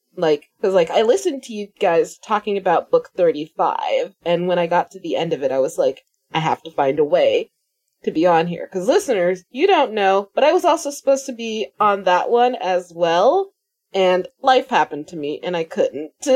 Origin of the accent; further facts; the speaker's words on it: United States; I'm American